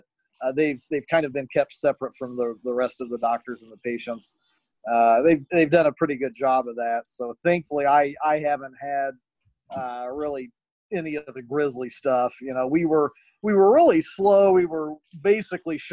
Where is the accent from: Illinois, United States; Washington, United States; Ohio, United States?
Illinois, United States; Murphysboro; also born or lived in St. Louis; The Big Muddy River goes through my hometown of Murfreesboro, Illinois